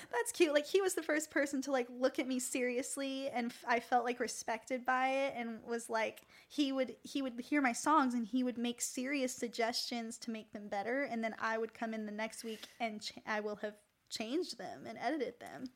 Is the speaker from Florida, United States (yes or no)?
yes; Tampa, Florida, United States; moved away as an adult; now in Nashville, United States; I'm from Tampa, Fl-